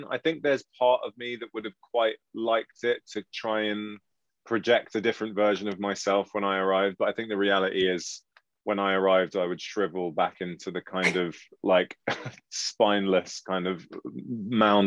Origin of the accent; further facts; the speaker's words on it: England, United Kingdom; after she bullied me for 2 months for being English